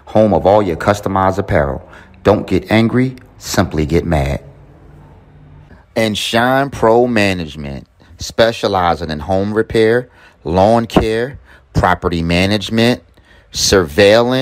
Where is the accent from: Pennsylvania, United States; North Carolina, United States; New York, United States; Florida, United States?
Pennsylvania, United States; Philadelphia; I'm from Philly to South